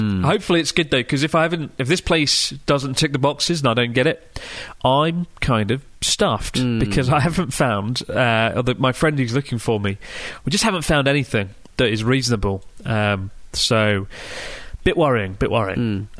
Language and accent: English; Melbourne, Victoria, Australia; I'm from Melbourne, and I like annoying words.